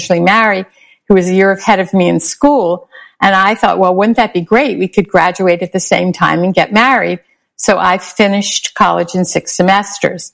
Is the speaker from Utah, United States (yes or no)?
no; Baltimore, Maryland, United States; moved away as an adult; also born or lived in Michigan / Washington; I grew up in Baltimore City, in Northwest Baltimore City